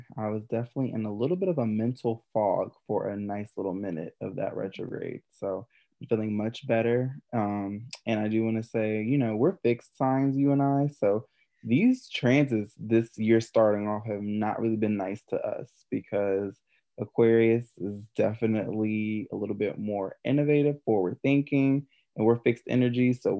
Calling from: East Coast, United States; I am tuning in from the East Coast, but you know, the Dirty South now.

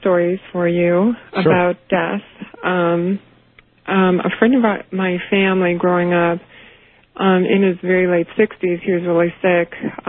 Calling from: Chicago, Illinois, United States; I'm calling from Chicago, and I'm listening on WLS.

